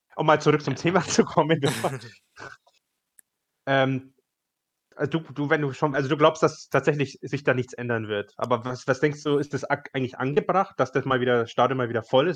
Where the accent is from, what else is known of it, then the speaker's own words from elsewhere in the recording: Upper Bavaria, Germany; Ich komme ja aus Oberbayern